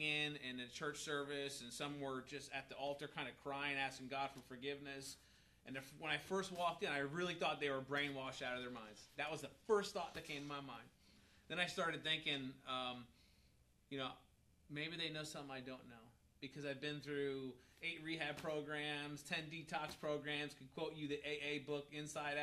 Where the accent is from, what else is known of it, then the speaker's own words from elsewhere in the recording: New York, United States; where I grew up in New York